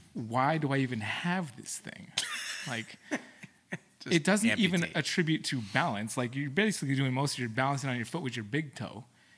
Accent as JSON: {"language": "English", "country": "Philippines", "said": "which I can do pretty well because I'm Filipino."}